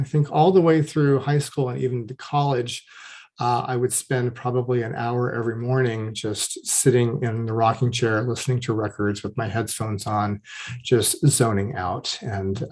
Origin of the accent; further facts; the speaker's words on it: Orange County, California, United States; moved away as an adult; also born or lived in Los Angeles; We moved to the suburbs of Orange County when I was about 3 years old, and I would live in that neighborhood until I was 25 years old